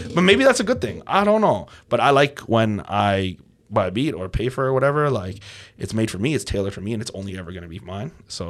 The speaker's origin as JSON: {"language": "English", "town": "Toronto", "region": "Ontario", "country": "Canada", "tie": "born or raised there", "said": "Yeah, I was born right here in Toronto."}